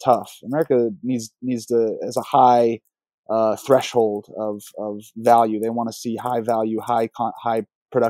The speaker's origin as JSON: {"language": "English", "town": "Atlanta", "region": "Georgia", "country": "United States", "tie": "born or raised there", "said": "that's where I got my love for hip hop and trap, is just growing up in Atlanta"}